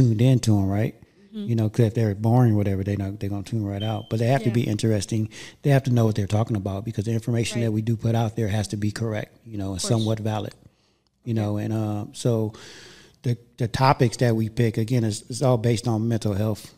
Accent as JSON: {"language": "English", "town": "Inglewood", "region": "California", "country": "United States", "tie": "born or raised there", "also_born_or_lived": "Gardena, California / Westchester, Los Angeles", "said": "I grew up in Inglewood and Gardena"}